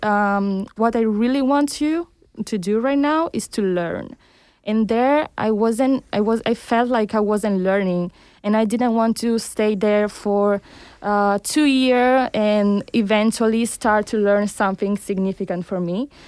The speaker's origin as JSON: {"language": "English", "country": "Italy", "tie": "born or raised there", "also_born_or_lived": "Cuba", "moved": "as an adult", "lives_now": "Barcelona, Spain", "said": "I was born in Cuba, but I grew up in Italy, where I conducted my studies"}